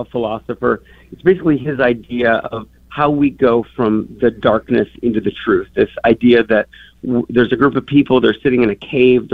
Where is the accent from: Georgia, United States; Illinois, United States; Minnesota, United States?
Minnesota, United States; moved away as an adult; also born or lived in New York / Chicago; I grew up in Minnesota